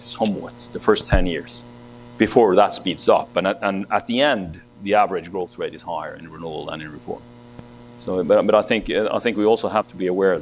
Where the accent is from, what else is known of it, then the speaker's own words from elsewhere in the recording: Norway; in my home country, in Norway